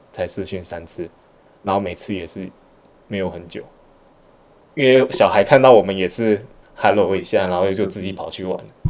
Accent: Malaysia; also born or lived in Taiwan; 像我们小时候在马来西亚长大，就是在台湾 长大一部分，然后后来到马来西亚

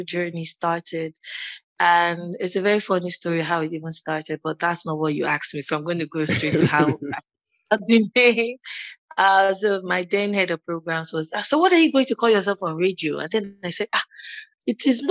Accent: Lagos, Nigeria; I was born and bred in Lagos, still in Lagos.

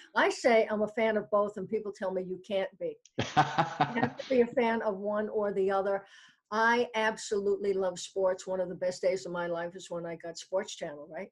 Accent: New York City, New York, United States; moved away; also born or lived in New Hampshire; I was uh, born in New York City, and my parents are from Brooklyn in the Bronx

